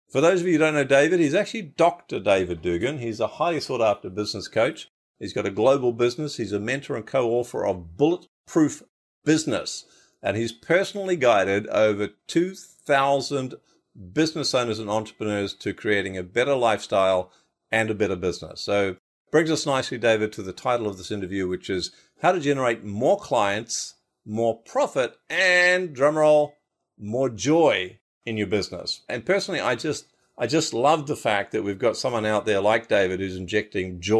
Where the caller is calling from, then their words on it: Brisbane, Queensland, Australia; I'm in Brisbane, so just down the road from your place. Bris Vegas, as we call it here.